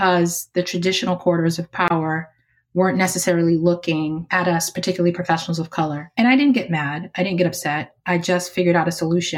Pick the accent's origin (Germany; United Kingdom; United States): United States; Boston, Massachusetts; drove me to and from Head Start every day from where I lived in Roxbury, Massachusetts.